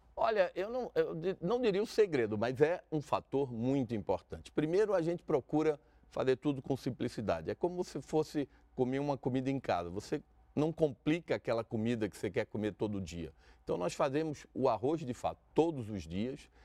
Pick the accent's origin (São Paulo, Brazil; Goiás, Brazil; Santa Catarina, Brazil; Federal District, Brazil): Federal District, Brazil; Brasília; Nós nascemos em Brasília